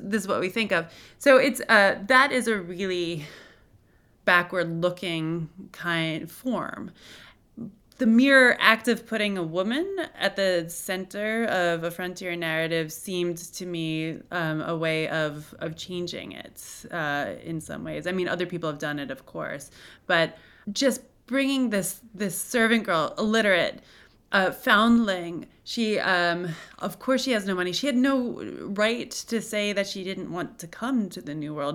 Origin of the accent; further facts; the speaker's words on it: Cooperstown, New York, United States; I'm from Cooperstown, New York.